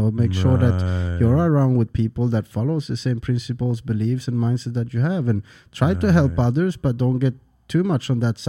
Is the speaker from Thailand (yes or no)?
yes; Thailand; now in United States; because I'm from Thailand, Asia.